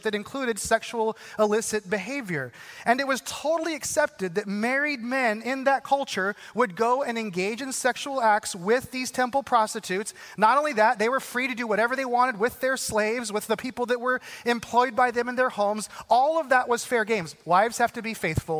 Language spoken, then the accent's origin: English; Arizona, United States; I grew up in Arizona